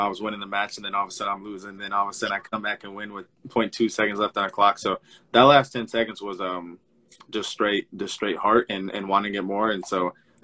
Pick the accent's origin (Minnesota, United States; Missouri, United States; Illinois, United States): Minnesota, United States; my home state of Minnesota